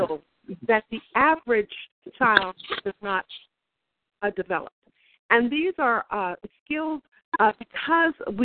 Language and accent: English; Bay Area, California, United States; also born or lived in Oakland / Sacramento; now in Los Angeles, United States; we're both from the Bay Area